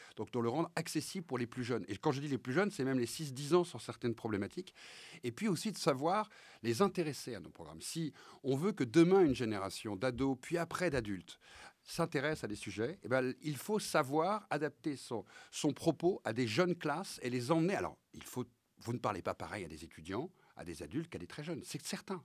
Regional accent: France; un petit blanc, né euh, dans les quartiers populaires, dont les origines sont bretonnes

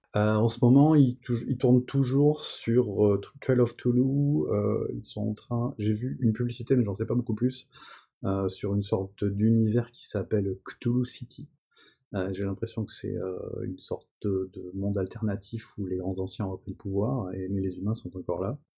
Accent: France; chez nous en France

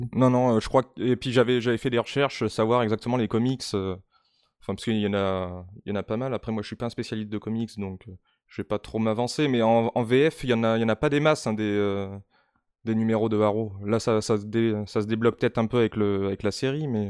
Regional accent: Limoges, Nouvelle-Aquitaine, France; je viens de, euh, bah, de Limoges

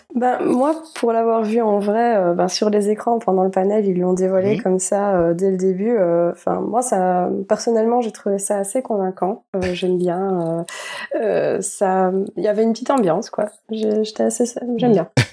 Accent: Belgium; en tant que Belges

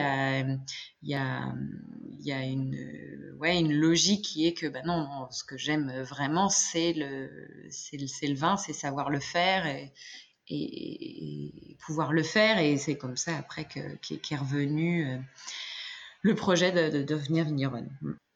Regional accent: France; en tant que Française

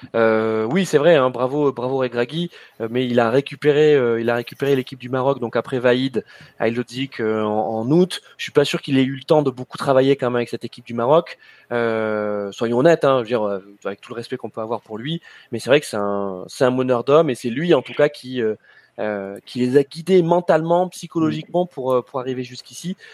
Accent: France; en tant que Français

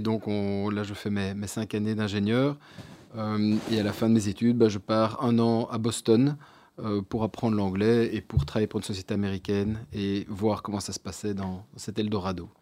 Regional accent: Brussels, Brussels-Capital Region, Belgium; also born or lived in Louvain-la-Neuve; je suis né à Bruxelles, euh, je suis de, de et j'ai été au collège Saint-Michel

